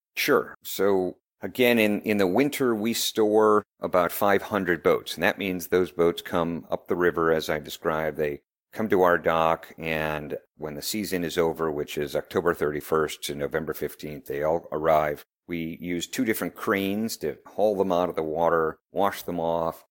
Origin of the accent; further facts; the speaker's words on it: Chicago, Illinois, United States; I'm from Chicago, Illinois